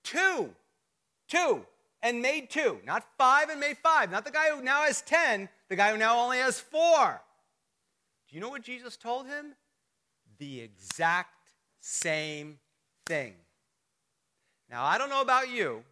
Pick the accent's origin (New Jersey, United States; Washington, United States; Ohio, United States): New Jersey, United States; moved away; I'm from North Jersey. They're a little meaner up there